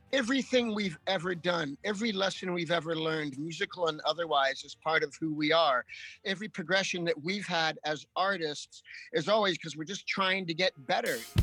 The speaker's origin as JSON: {"language": "English", "town": "Los Angeles", "region": "California", "country": "United States", "tie": "born or raised there", "said": "growing up in Hollywood"}